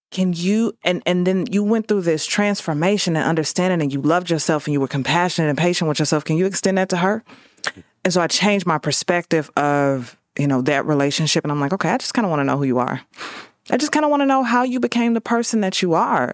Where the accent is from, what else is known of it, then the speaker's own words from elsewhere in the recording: St. Louis, Missouri, United States; born and raised in Saint Louis